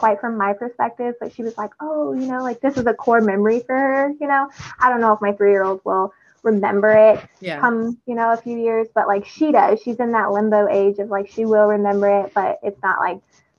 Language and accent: English; Texas, United States; I'm, like, the proudest Texan you'd ever meet.